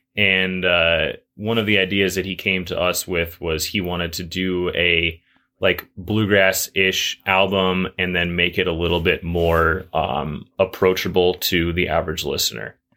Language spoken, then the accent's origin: English; Juneau, Alaska, United States; moved away as an adult; now in Bozeman, United States; I grew up in Juneau